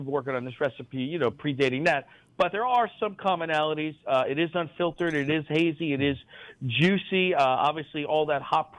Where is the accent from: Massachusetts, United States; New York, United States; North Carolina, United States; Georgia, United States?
New York, United States; New York City; I grew up in New York City, lived in four of the five boroughs.